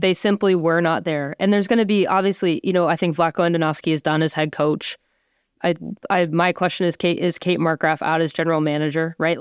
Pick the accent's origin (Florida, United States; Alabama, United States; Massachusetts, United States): Massachusetts, United States; Boston; I'm from Boston